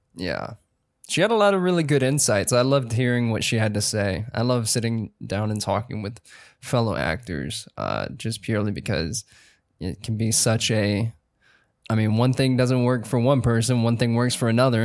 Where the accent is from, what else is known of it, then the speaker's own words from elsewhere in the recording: South Carolina, United States; from South Carolina.